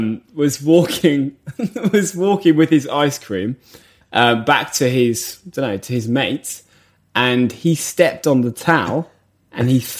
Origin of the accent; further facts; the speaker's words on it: England, United Kingdom; as English people